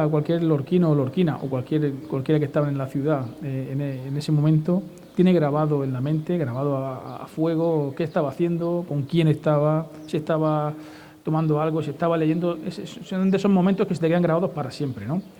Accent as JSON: {"language": "Spanish", "town": "Lorca", "region": "Region of Murcia", "country": "Spain", "said": "siempre bien tratados y tenemos que corresponder, como no puede ser de otra manera. ¡Viva Lorca que es mi tierra!"}